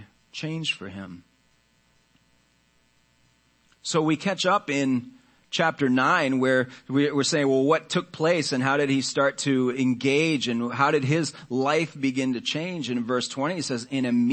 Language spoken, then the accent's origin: English; United States; we as American Christians